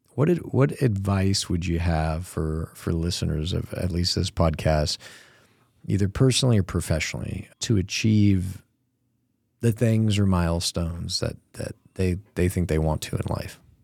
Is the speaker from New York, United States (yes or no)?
no; Cleveland, Ohio, United States; moved away; I grew up in Cleveland